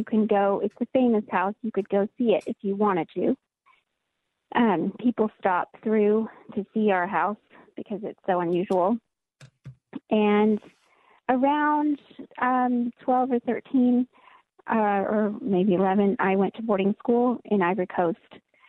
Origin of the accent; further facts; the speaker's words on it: Mali; I grew up in Mali, West Africa, which is most of Mali is Sahara Desert.